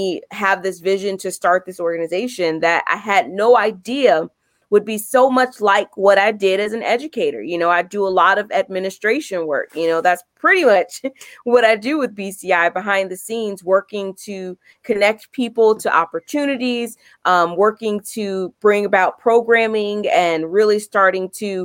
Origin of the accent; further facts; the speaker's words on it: Chicago, Illinois, United States; my hometown is Chicago, and I still am here in Chicago. Love it here. Been here my entire life, worked here, grew up here